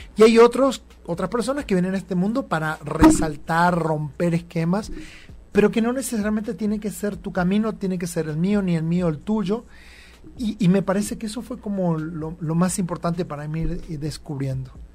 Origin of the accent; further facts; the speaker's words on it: Campo Viera, Misiones, Argentina; moved away as an adult; also born or lived in Buenos Aires, Argentina; now in Mexico; Y nací y viví toda mi vida en una ciudad que se llama Campo Viera